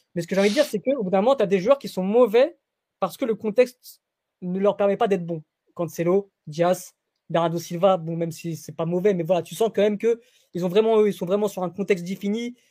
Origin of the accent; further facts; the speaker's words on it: Portugal; en tant que Portugais